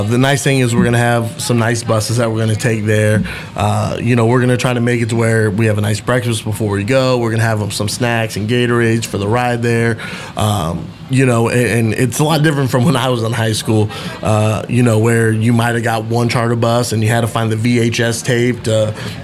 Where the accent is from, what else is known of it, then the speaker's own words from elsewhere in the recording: Central Florida, United States; moved away; how I grew up in Central Florida